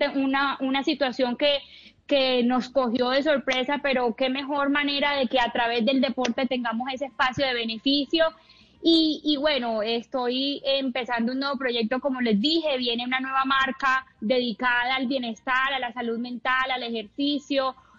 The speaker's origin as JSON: {"language": "Spanish", "town": "Cartagena", "region": "Bolívar", "country": "Colombia", "said": "salí de aquí de Cartagena a recorrer el mundo"}